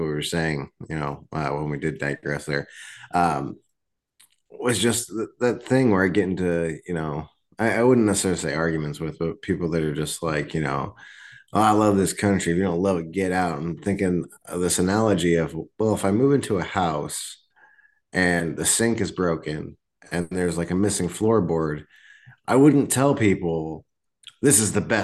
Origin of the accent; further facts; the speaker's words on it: United States; as an American